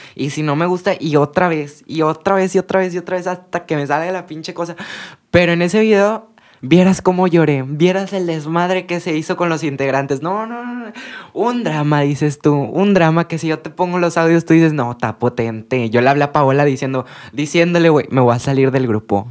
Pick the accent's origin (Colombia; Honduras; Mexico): Mexico; por nosotras ser de México